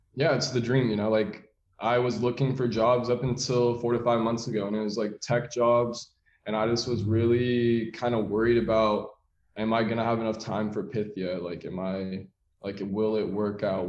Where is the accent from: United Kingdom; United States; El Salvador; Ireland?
United States; San Francisco, California; So I'm from San Francisco in the city. I have two younger brothers, but I'm older by eight years and 10 years. So I kind of was that only child growing up for a while